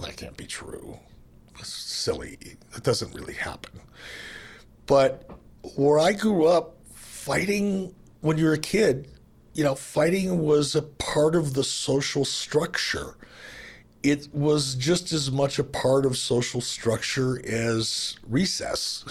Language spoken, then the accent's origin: English; Detroit, Michigan, United States; I grew up in Detroit